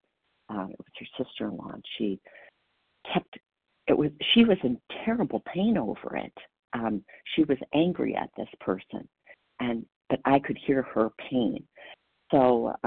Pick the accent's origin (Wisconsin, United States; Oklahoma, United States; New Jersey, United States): Wisconsin, United States; I am from Wisconsin and proud to be.